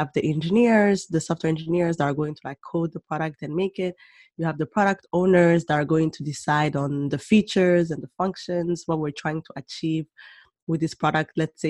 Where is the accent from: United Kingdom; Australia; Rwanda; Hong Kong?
Rwanda; moved away as an adult; also born or lived in Burundi / Germany / Senegal / Canada; And then I was born in Burundi. Mm-hmm. And after the genocide in Rwanda, that's when we moved back to Rwanda. And so I grew up there. And then eventually lived in Germany as well, in Senegal, and moved to Canada for university.